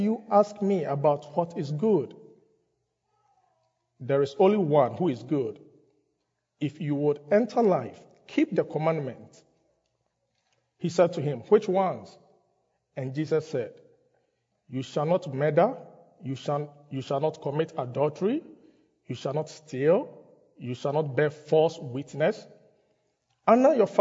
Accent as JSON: {"language": "English", "country": "Ghana", "tie": "born or raised there", "moved": "yes", "said": "I grew up in Ghana"}